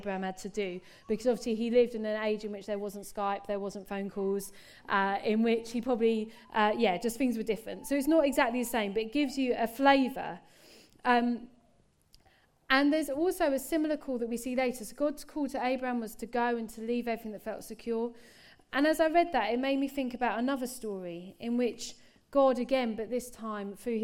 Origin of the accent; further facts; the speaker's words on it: England, United Kingdom; me as an English person